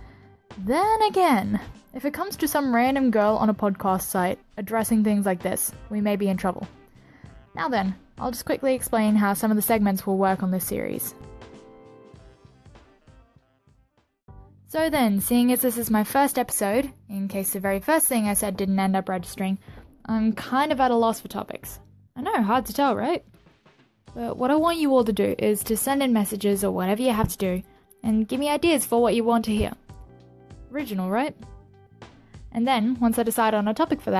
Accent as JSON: {"language": "English", "country": "Australia", "said": "I'm the Aussie girl with a big mouth"}